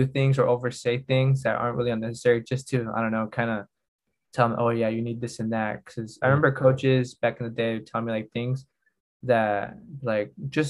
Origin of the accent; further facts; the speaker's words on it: United States; also born or lived in Spain; now in Madrid, Spain; as an American player